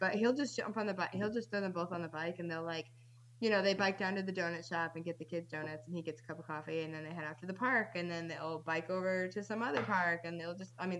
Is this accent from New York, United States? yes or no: no; Western Massachusetts, United States; born or raised there; also born or lived in North Dakota